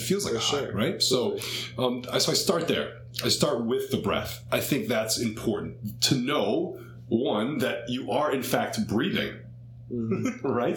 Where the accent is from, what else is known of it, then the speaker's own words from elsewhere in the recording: Cleveland, Ohio, United States; growing up in Cleveland, Ohio